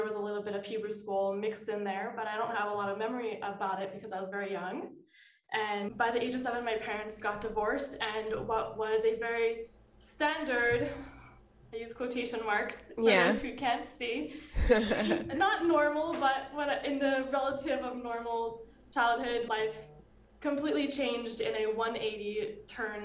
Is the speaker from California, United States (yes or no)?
yes; Los Angeles, California, United States; So I'm from Los Angeles, California, born and raised